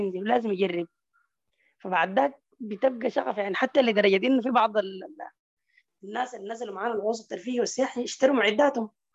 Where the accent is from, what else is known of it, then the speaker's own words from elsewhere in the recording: Sudan; عندنا في السودان في البحر الاحمر